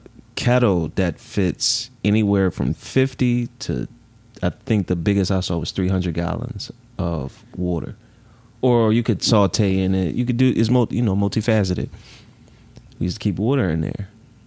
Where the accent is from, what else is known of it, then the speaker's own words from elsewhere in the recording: Philadelphia, Pennsylvania, United States; Nah, I'm from Philly, bro.